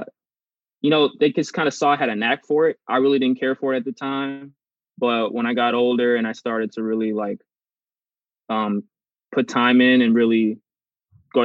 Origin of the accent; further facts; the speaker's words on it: Los Angeles, California, United States; also born or lived in Torrance, California; I was born in Torrance, California, but I went to school in South